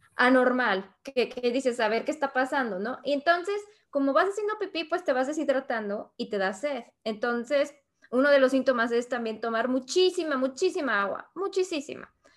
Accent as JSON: {"language": "Spanish", "country": "Mexico", "also_born_or_lived": "Spain", "moved": "as an adult", "lives_now": "United States", "said": "soy de México soy ilustradora"}